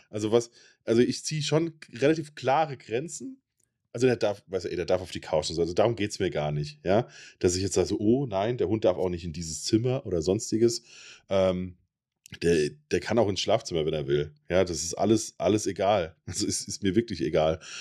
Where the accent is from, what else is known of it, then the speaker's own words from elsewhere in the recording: Germany; bei uns in Deutschland